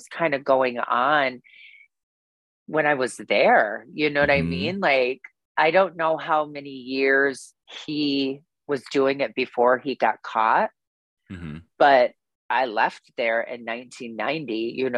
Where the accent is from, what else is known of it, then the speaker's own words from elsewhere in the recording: Waterloo, Iowa, United States; now in Chicago, United States; I'm from Waterloo, Iowa